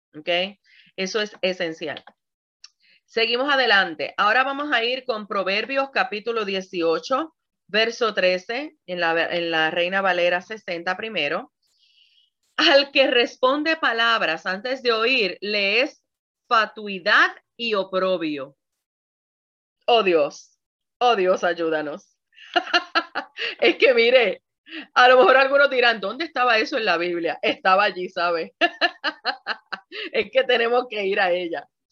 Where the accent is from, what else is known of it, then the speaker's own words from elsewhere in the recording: Puerto Rico; como buena puertorriqueña que soy